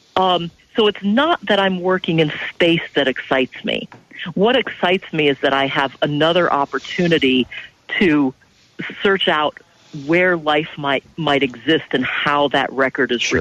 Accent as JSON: {"language": "English", "region": "Ohio", "country": "United States", "tie": "born or raised there", "said": "I grew up in Ohio"}